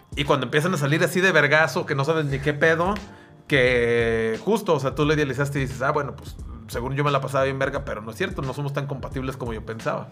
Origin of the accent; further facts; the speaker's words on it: Sayula, Jalisco, Mexico; moved away; yo vivía en Sayula